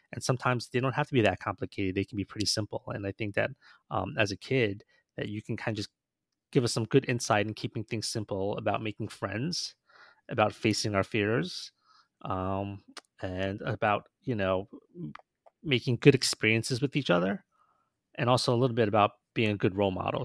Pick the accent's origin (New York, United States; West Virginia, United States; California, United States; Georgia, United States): New York, United States; we grew up in New York, so we weren't really around a lot of, like, you know, water